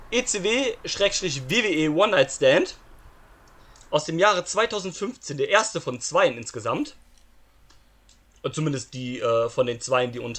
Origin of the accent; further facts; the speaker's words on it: Saxony, Germany; als Sachse.